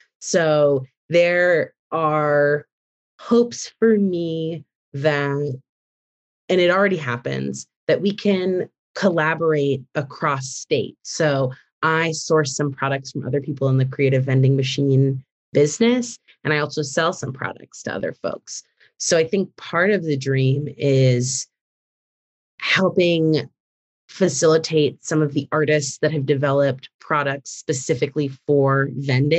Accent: Massachusetts, United States; moved away as an adult; now in Chicago, United States; I grew up in Massachusetts, and my mom's a working artist in Boston

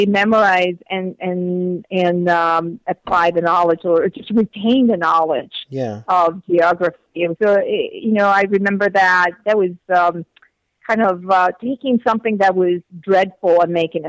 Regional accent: Venezuela; English is a second language; moved away as an adult; also born or lived in South Africa / North Carolina, United States; now in United States; I came to the States from Venezuela to go to school, and I had started my studies in Venezuela

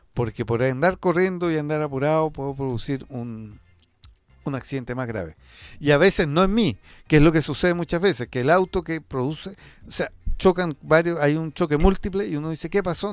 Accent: Chile; somos tercos los chilenos

